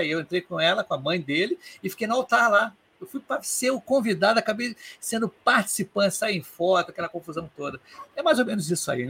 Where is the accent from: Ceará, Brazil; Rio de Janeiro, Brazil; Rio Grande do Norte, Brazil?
Rio de Janeiro, Brazil; eu sou do Rio. Aqui no Rio tem poucos eventos de agilidade.